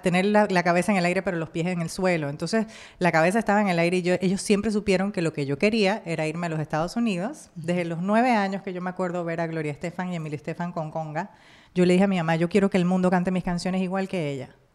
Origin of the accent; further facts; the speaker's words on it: Panama; moved away as an adult; now in Miami, United States; en mi país, Panamá